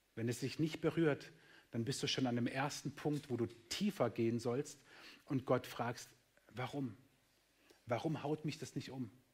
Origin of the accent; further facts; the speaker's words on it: Germany; wir sind Deutsche